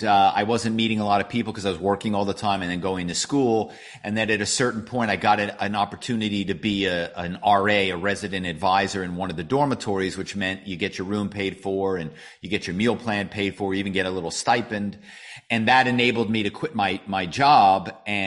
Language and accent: English; Philadelphia, Pennsylvania, United States; My hometown is Philadelphia